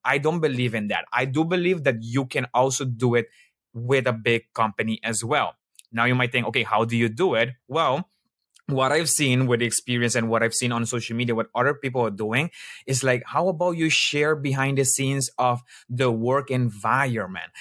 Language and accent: English; Aruba; moved away as an adult; also born or lived in Colombia (ancestry); now in Netherlands; I'm actually from Aruba. I was born in Aruba